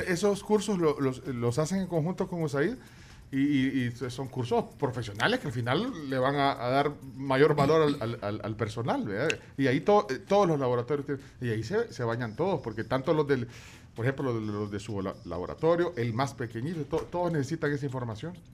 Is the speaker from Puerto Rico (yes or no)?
no; El Salvador; como salvadoreño